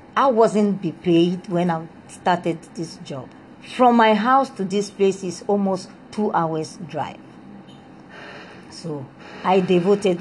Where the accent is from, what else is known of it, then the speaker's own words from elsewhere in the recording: Republic of the Congo; English is a second language; moved away as an adult; also born or lived in Soviet Union; now in Ghana; I was born in the Congo Brazzaville. I speak French, and I had my O-level